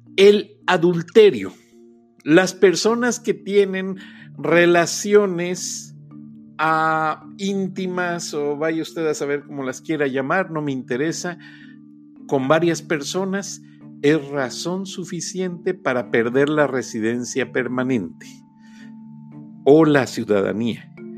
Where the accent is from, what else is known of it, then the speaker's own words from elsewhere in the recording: Mexico; also born or lived in Gwinnett, Georgia, United States; now in United States; El otro tipo de inmigrante somos los mexicanos y somos mayoría